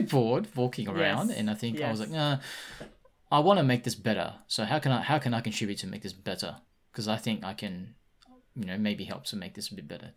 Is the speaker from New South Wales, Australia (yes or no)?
yes; Sydney, New South Wales, Australia; I grew up in Sydney